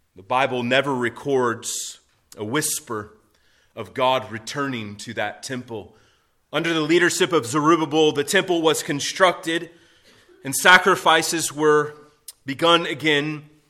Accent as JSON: {"language": "English", "country": "United States"}